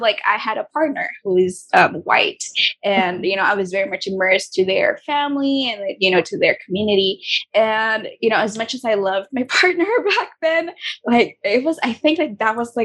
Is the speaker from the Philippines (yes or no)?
yes; Philippines; also born or lived in Singapore; I was born and raised here